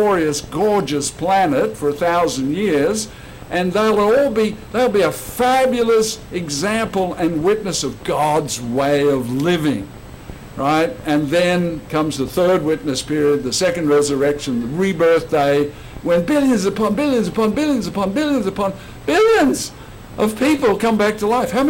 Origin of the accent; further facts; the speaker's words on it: Australia; let me tell you what it was like growing up in Australia